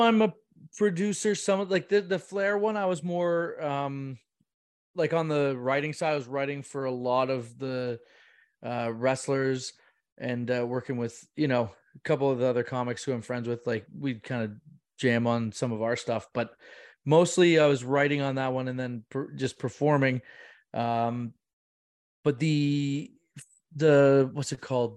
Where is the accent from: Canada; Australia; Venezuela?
Canada; Bracebridge, Ontario; I'm from Bracebridge, I'm from Muskoka